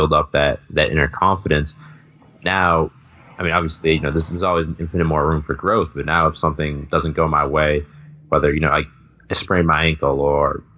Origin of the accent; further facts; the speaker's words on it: south of Boston, Massachusetts, United States; moved away as an adult; now in Spain; I grew up a little bit south of Boston and I went to the public high school in my town